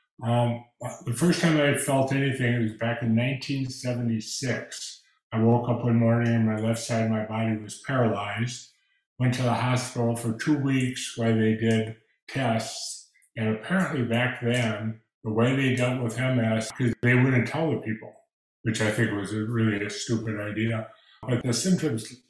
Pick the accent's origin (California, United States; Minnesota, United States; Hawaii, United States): Minnesota, United States; moved away as an adult; now in Texas, United States; I had to retire from my job because I'm from Minnesota, and walking with a cane or a walker in snow is not the easiest thing